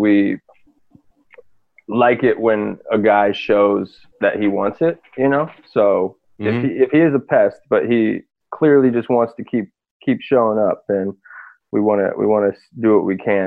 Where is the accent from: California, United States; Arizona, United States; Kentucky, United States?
Arizona, United States; moved away as an adult; also born or lived in Washington; I'm from Arizona originally